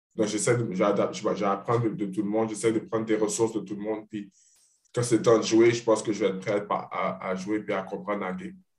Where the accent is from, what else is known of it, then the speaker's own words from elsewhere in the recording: Montreal, Quebec, Canada; moved away as an adult; nous deux, on vient de Montréal